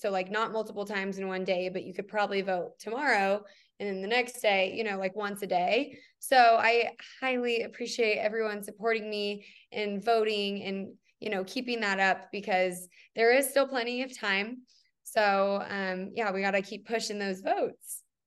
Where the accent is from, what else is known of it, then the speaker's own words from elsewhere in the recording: Lawrence, Kansas, United States; also born or lived in Hutchinson, Kansas; now in Denver, United States; I'm from Lawrence, Kansas, but I was born in Hutchinson.